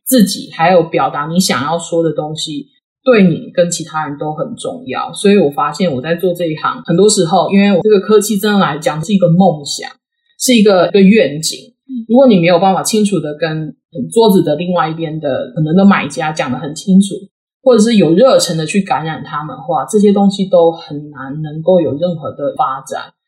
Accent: Taiwan; moved away; 其实我是台湾土生土长，然后呢，我去长庚念书嘛，所以我是长庚生医系毕业的

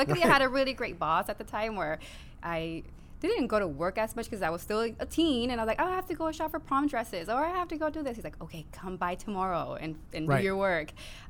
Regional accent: Los Angeles, California, United States; also born or lived in Harbor City, Los Angeles; I was born in Harbor City and raised in Wilmington.

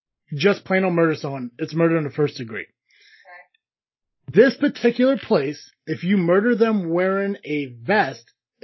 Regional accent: United States; growing up in like the United States

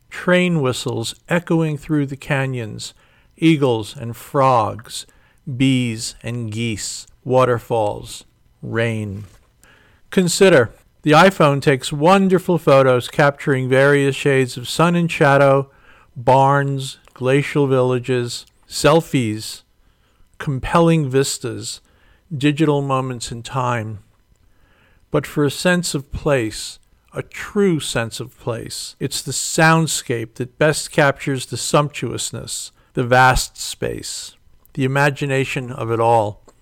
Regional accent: New York City, New York, United States; Kathy comes from Connecticut. I came from New York City. We met in Florida, and and now we're here.

